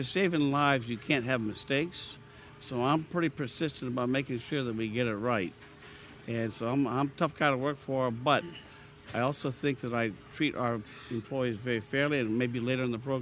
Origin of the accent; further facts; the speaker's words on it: Pennsylvania, United States; moved away as an adult; now in Louisiana, United States; my hometown of Pennsylvania